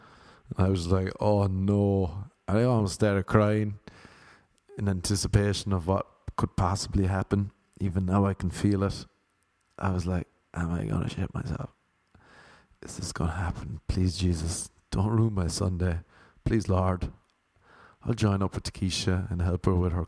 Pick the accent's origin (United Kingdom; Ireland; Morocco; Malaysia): Ireland; now in United States; I'm from Ireland